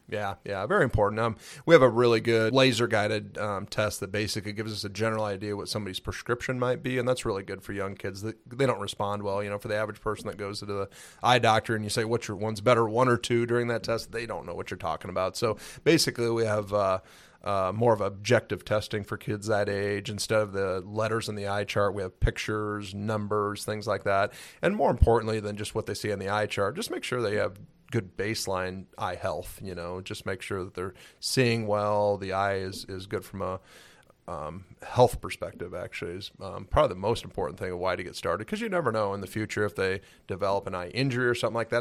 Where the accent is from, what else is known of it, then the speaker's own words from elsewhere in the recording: Cedar Rapids, Iowa, United States; also born or lived in Albert Lea, Minnesota; moved to Cedar Rapids, Iowa. So, Cedar Rapids area is where I, uh, graduated high school from